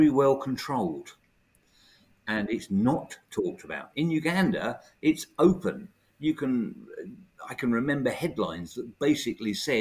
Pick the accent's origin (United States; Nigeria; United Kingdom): United Kingdom; also born or lived in Bexhill / Forest Row; being brought up as a child. You know, we're British